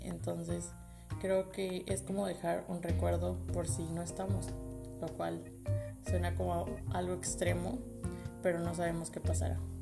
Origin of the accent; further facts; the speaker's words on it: Tabasco, Mexico; moved away as an adult; now in Puebla, Mexico; soy de Tabasco, estudio en Puebla, se supone vivo en Puebla